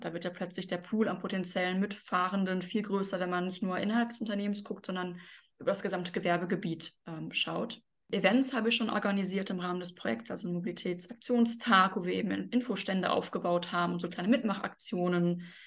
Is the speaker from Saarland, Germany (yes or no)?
no; Bochum, North Rhine-Westphalia, Germany; in Bochum, das ist meine Heimatstadt, ähm, also da wohne ich auch